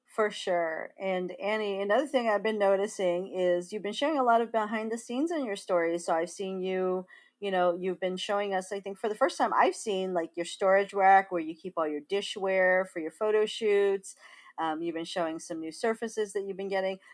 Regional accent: Big Island of Hawaii, United States; moved away; growing up in Hawaii

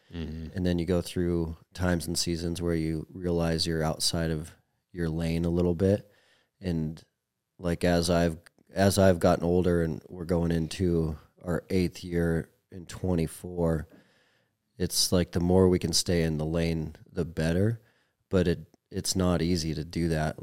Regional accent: Billings, Montana, United States; I was a Montana kid, so I was born and raised in Billings

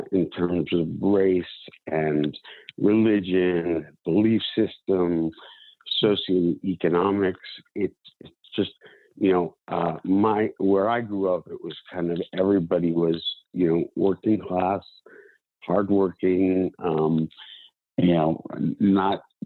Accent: a town outside of Philadelphia, Pennsylvania, United States; now in New York, United States; I grew up in a town outside of Philadelphia

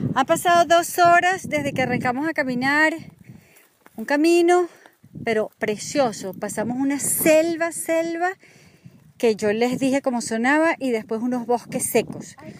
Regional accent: Venezuela

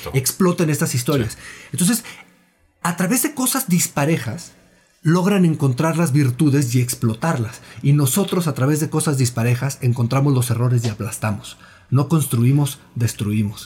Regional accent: Mexico; nosotros como, como mexicanos

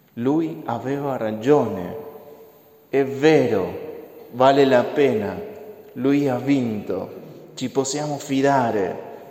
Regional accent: Argentina; moved away; Io sono dell'Argentina

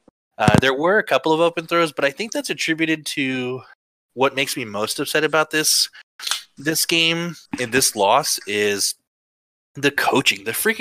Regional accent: Southern, United States; accent: Southern; My stupid Southern accent isn't going to come out anymore.

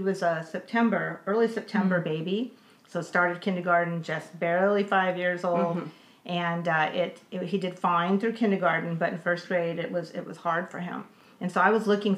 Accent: Los Angeles, California, United States; moved away; I grew up in Los Angeles, went through LA Unified

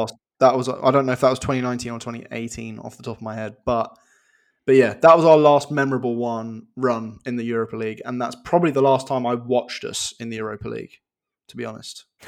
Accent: England, United Kingdom; we're both, we're both English, we're both English lads

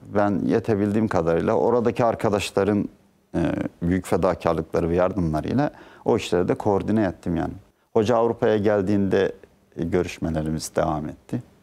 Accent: Ayvalık, Balıkesir, Turkey; moved away as an adult; also born or lived in Dursunbey, Balıkesir / İzmir / Ankara / United Kingdom; Ben 1960 e, 15 Haziran 1960'te Balıkesir'in Dursunbey ilçesinde doğdum.

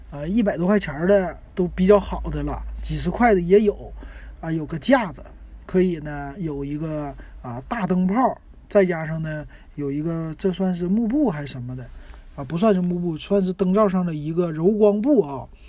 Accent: Shenyang, Liaoning, China; now in Shanghai, China; 我们沈阳那边

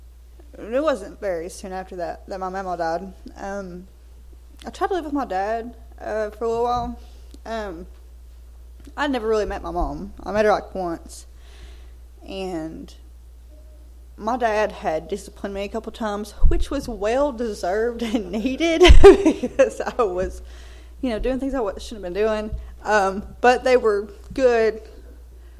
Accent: Belton, United States; moved away as an adult; also born or lived in San Francisco, California; I'm actually from over here in Belton.

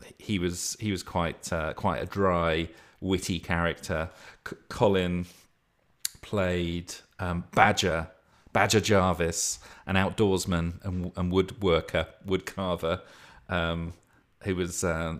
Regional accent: North West England, United Kingdom; accent: Lancashire; but it kept slipping into my bloody Lancashire accent.

